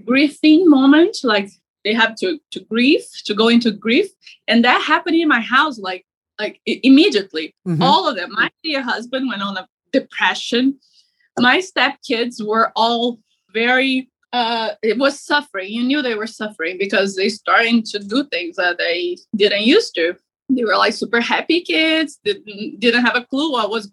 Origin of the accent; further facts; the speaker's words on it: Brazil; moved away as an adult; now in United States; I am from overseas. I'm from Brazil. So I moved here to the United States to be with my mom